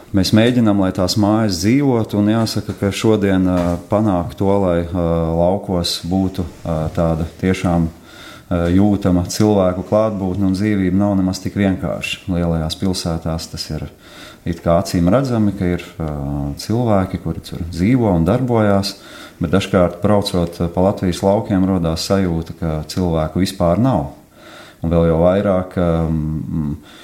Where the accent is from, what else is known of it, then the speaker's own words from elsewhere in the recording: Latgale, Latvia; moved away; mēs šeit, šajā telpā klātesošie, visi esam no Latgales.